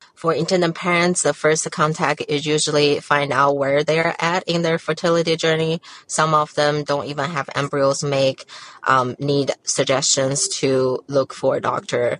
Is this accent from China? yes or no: yes; China; now in United States; I was born and raised in China